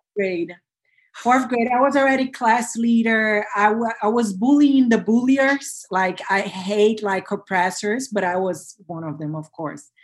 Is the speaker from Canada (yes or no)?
no; Brazil; I was born and bred in Brazil